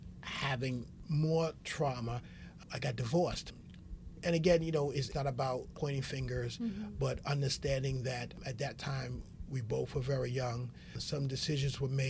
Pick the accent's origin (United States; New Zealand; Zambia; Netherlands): United States; New York City, New York; being raised as an African-American male in the South Bronx